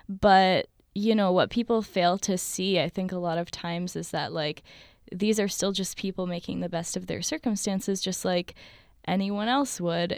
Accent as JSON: {"language": "English", "country": "Palestine"}